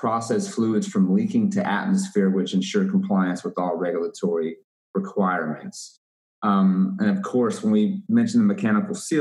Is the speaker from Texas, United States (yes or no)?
yes; Waco, Texas, United States; I'm from Waco, Texas.